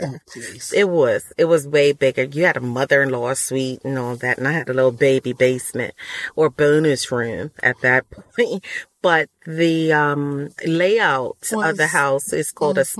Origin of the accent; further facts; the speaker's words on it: Bermuda; also born or lived in Texas / Ohio / Huntsville, Alabama; now in Georgia, United States; I was born and raised in Bermuda.